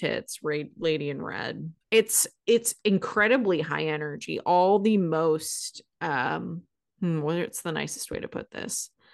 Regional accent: Seattle, Washington, United States; I, growing up in Seattle

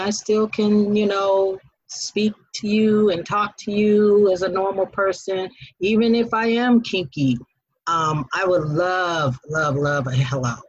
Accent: Denver, Colorado, United States; now in Atlanta, United States; I am from Denver, Colorado

